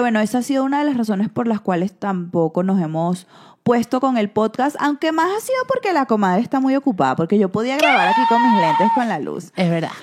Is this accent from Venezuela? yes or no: yes; Venezuela; moved away; uno se siente bien siendo venezolano